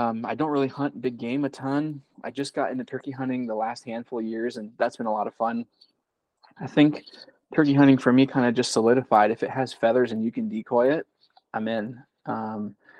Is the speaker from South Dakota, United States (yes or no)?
yes; South Dakota, United States; also born or lived in California; And then I moved out to South Dakota. And then I'm 32 now. So I feel like I've kind of grown up in the Midwest.